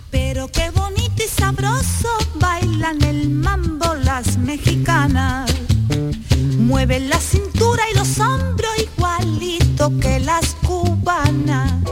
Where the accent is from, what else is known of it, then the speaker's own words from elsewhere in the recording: Andalusia, Spain; also born or lived in Switzerland; Yo nací en Suiza. Me trajeron mis padres pequeñita. Recuerdo cómo era Suiza. Pero cada vez que cierro los ojos, yo veo Andalucía